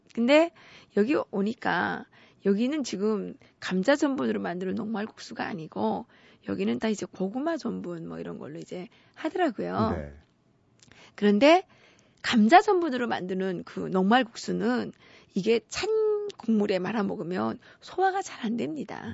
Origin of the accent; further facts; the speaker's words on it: Pyongyang, North Korea; moved away as an adult; now in South Korea; 제가 탈북한 사람이니까